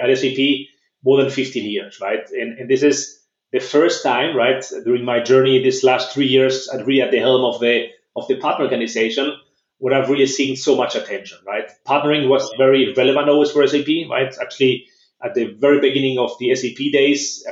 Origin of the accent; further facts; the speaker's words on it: San Sebastian, Basque Country, Spain; moved away as an adult; also born or lived in Germany / Philadelphia, United States; now in Barcelona, Spain; I was actually born and raised in Spain